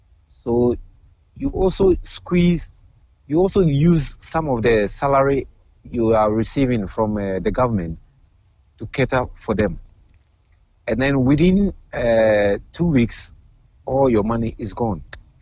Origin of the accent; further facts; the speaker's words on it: Ghana; now in Queens, United States; I'm a Ghanaian, I live in Queensland, right?